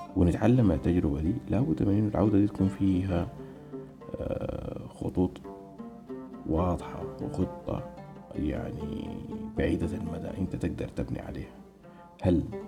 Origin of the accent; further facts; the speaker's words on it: Sudan; moved away; نحن كشعب سوداني